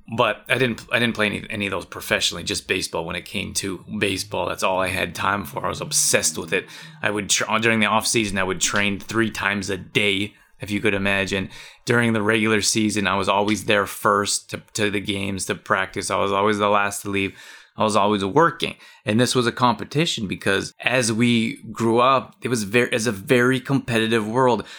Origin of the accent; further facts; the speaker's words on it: Canada; I grew up in Canada